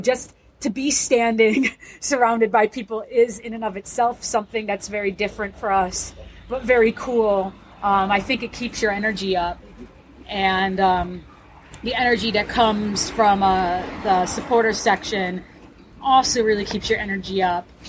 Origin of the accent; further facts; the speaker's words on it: United States; my perspective as an American